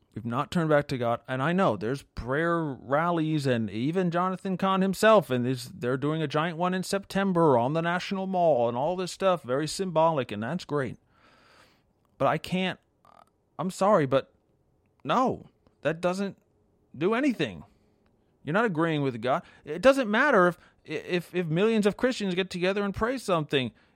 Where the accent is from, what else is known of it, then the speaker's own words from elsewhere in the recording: New York area, United States; I grew up in the New York area